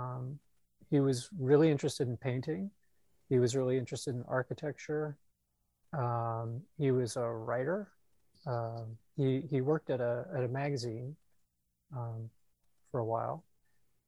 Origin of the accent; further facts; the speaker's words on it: San Jose, California, United States; also born or lived in Iowa City, Iowa / Mountain View, California; now in Washington DC, United States; I grew up in the San Jose area